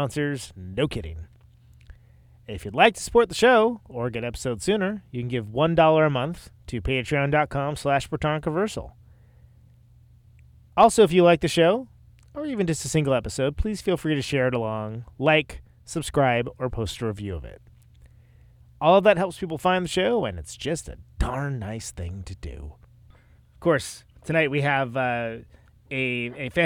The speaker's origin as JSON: {"language": "English", "town": "Oakland", "region": "California", "country": "United States", "moved": "yes", "lives_now": "Milwaukee, United States", "said": "I'm in Milwaukee these days. I'm from Oakland"}